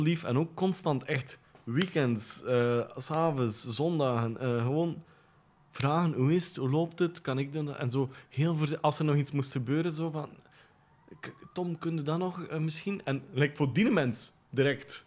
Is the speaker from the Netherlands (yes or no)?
no; Ypres, Flanders, Belgium; moved away as an adult; also born or lived in Poperinge / Brussels; now in Bonheiden, Belgium; Ik ben geboren in Elverdingen, dat is een deelgemeente van Ieper. Ehm, daar ben ik groot geworden